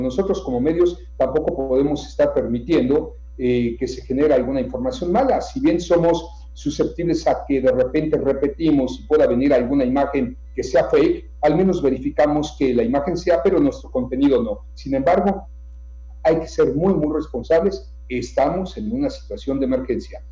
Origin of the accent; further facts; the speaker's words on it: Yucatán, Mexico; como yucatecos también, como mexicanos